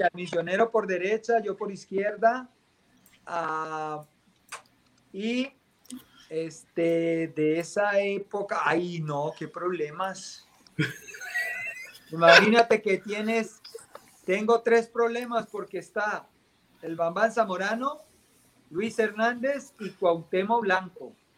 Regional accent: Colombia; moved away; como colombiano

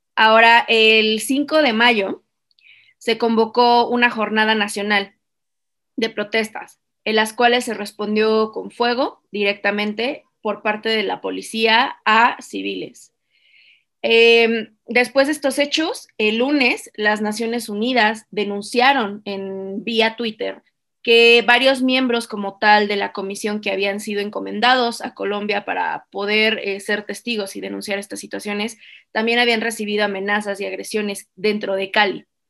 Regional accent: Mexico; como mexicanos

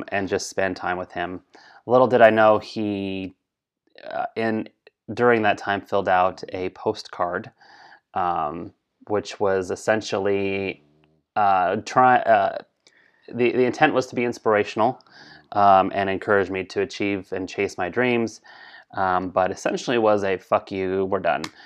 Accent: Colorado, United States; I was raised in Colorado.

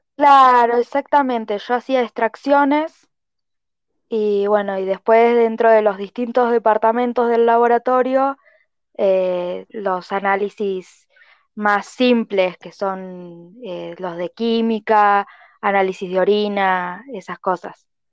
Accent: Bariloche, Río Negro, Argentina; also born or lived in Ensenada, Buenos Aires; me vine a vivir a los dos años, así que estoy acá

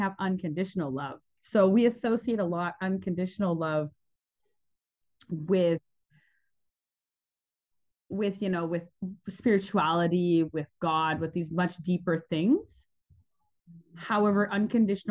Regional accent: Canada; moved away as an adult; I was born in Canada. And I had the opportunity of having quite a turbulent childhood that really led me to be a traveler really young. So when I was 20, I left

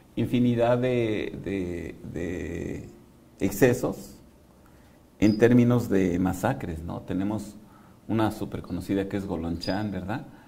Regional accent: Mexico; lo que somos los mexicanos

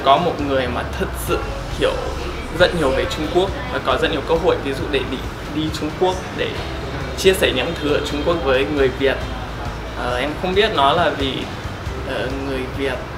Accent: United States; Vietnamese is a second language; moved away as an adult; also born or lived in China; now in Vietnam; em đến từ Mỹ và em đã sang Việt Nam khoảng một năm rồi

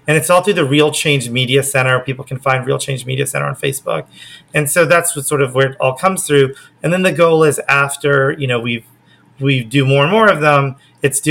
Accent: Oklahoma, United States; now in Los Angeles, United States; I grew up in Oklahoma

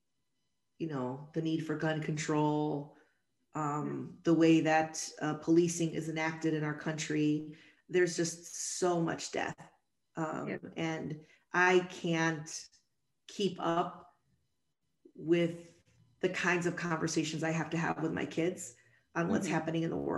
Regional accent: Chicago, Illinois, United States; I was born and raised in Chicago

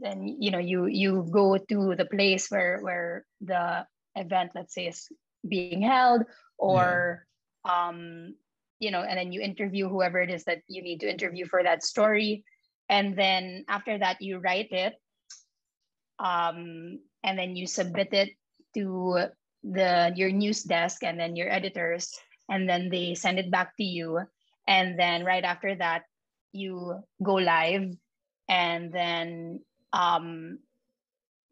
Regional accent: Philippines; first language Filipino; nasa Pilipinas tayo

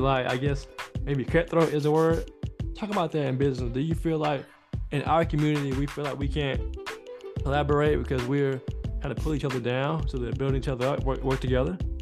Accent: South Carolina, United States; I'm from South Carolina

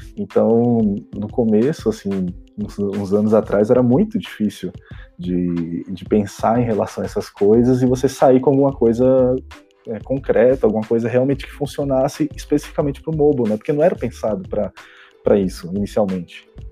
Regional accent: Recife, Pernambuco, Brazil; now in Belo Horizonte, Brazil; eu sou recifense, BH

